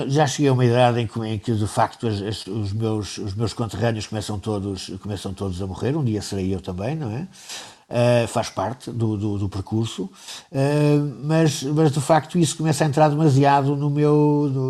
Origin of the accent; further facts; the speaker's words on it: Angola; born there; Ele, ele tinha sido também administrador florestal em Angola, aliás, onde eu nasci.